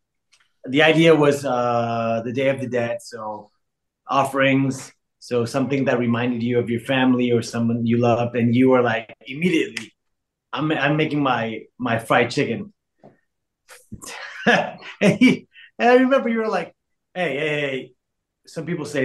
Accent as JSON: {"language": "English", "town": "Tijuana", "region": "Baja California", "country": "Mexico", "said": "I'm from Tijuana in Baja"}